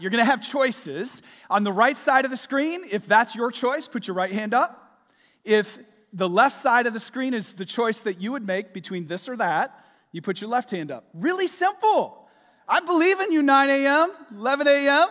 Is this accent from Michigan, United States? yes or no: yes; Michigan, United States; moved away as an adult; now in Florida, United States; We're from Michigan. Uh, we moved here in twenty twenty